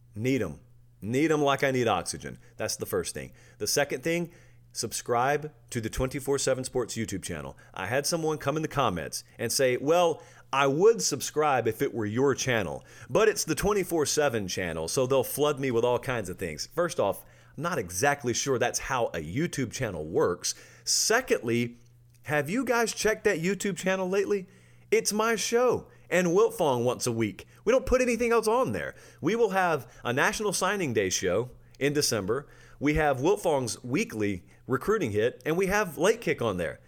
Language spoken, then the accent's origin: English; Harris County, Georgia, United States; I grew up in Georgia now